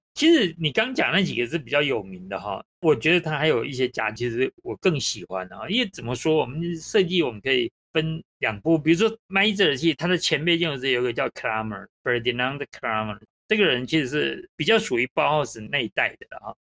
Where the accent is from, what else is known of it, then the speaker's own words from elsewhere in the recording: Taiwan; 我们台湾人